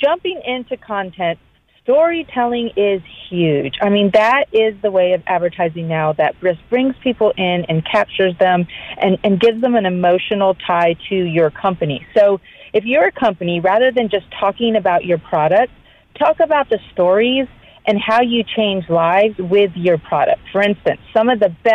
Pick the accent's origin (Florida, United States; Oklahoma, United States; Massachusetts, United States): Florida, United States; moved away as an adult; now in Georgia, United States; growing up in Florida and living there my whole life